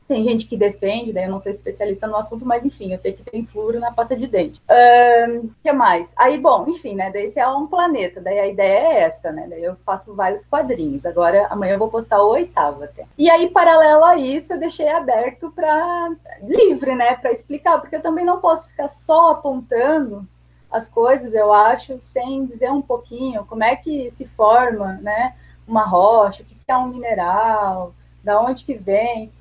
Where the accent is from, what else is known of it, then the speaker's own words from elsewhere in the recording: Porto Alegre, Rio Grande do Sul, Brazil; moved away as an adult; now in Brasília, Brazil; Sou natural de Porto Alegre, Rio Grande do Sul, e atualmente moro em Brasília